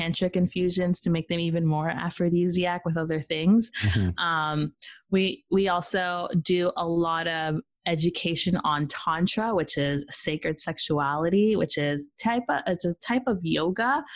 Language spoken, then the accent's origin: English; Peru; now in Canada; I'm from Peru. I'm Peruvian, Jamaican, and Irish